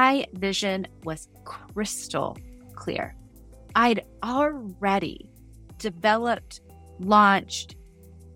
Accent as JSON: {"language": "English", "region": "Midwest", "country": "United States", "tie": "born or raised there", "also_born_or_lived": "Montana", "said": "I grew up in the Midwest, spent a lot of time in Montana"}